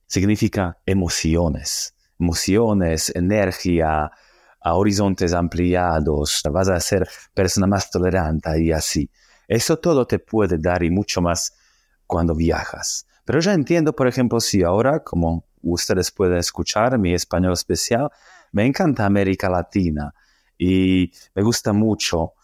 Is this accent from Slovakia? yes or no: yes; Slovakia; Spanish is a second language; moved away as an adult; also born or lived in Australia / Argentina / Colombia; un loco eslovaco, que significa que yo soy de Eslovaquia